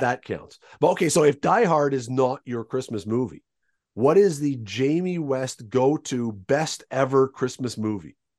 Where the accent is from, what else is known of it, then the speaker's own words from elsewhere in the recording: Toronto, Ontario, Canada; I was growing up in Toronto